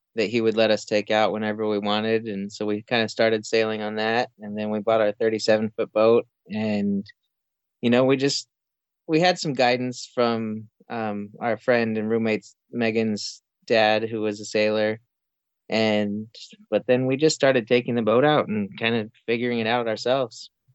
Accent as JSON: {"language": "English", "region": "New Mexico", "country": "United States", "tie": "born or raised there", "also_born_or_lived": "Florida", "moved": "as an adult", "said": "I grew up in New Mexico"}